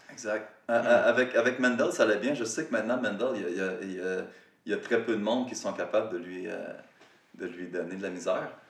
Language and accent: French; Rivière-du-Loup, Quebec, Canada; moved away as an adult; also born or lived in Montreal; j'étais parti de Rivière-du-Loup, j'avais déménagé à Montréal